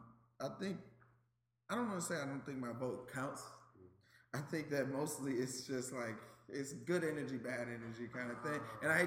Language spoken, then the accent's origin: English; Atlanta, Georgia, United States; now in Washington, United States; I'm from Atlanta, Georgia.